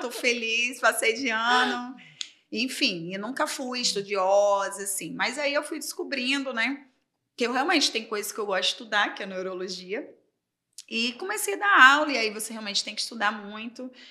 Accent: Aracaju, Sergipe, Brazil; moved away as an adult; now in Rio de Janeiro, Brazil; eu sou de Aracaju, Sergipe

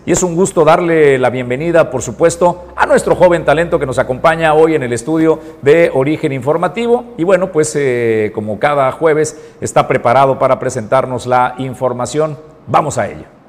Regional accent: Colima, Mexico; como colimenses, creo que somos generosos

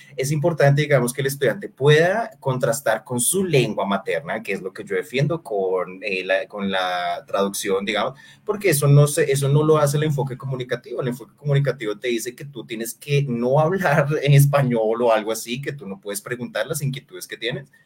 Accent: Colombia; nosotros como sociedad colombiana

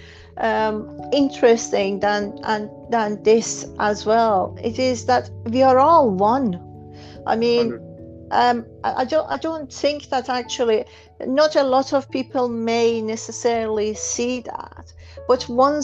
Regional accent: Iran; moved away as an adult; I was born in Iran

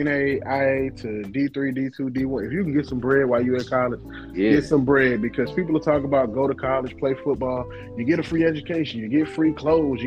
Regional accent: Mississippi, United States; I'm from Mississippi

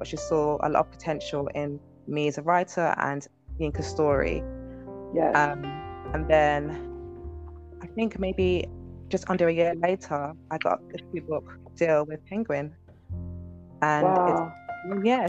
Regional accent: United Kingdom; I'm British Nigerian

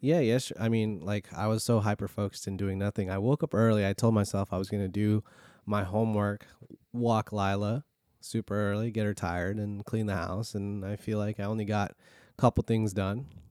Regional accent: California, United States; now in Virginia, United States; growing up in California, four oh five was normal

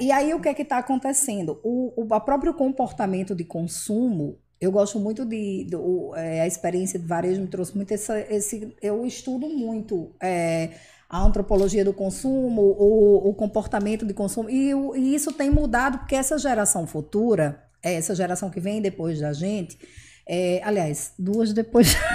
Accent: Mossoró, Rio Grande do Norte, Brazil; nasci aqui em Mossoró, eu estudei aqui a minha vida inteira, eu morei aqui a minha vida inteira.

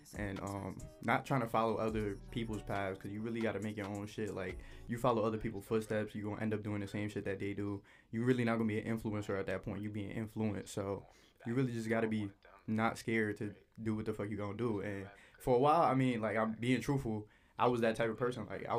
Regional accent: New York City, New York, United States; moved away as an adult; now in West Virginia, United States; I'm from Brooklyn, New York. You know, not from fucking upstate where niggas be jacking that they really from the city. But, yeah, I really grew up there the whole time

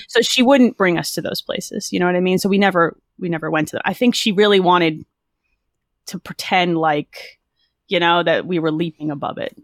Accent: New Jersey, United States; also born or lived in Philadelphia; Jersey, born and raised

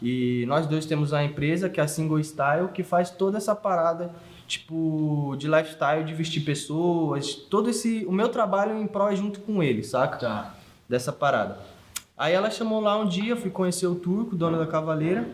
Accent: Sorocaba, São Paulo, Brazil; also born or lived in Diadema, São Paulo; eu não nasci em Sorocaba, eu nasci em São Paulo, de Diadema. Aí meu pai, tipo, teve uma condição de uma empresa que convidou ele para vir para cá

